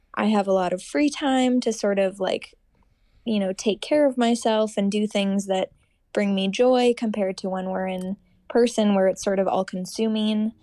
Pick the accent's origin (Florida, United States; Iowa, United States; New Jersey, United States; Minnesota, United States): Minnesota, United States; Rochester; born or raised there; moved away as an adult; also born or lived in Seattle, Washington / Madison, Wisconsin; now in Minneapolis, United States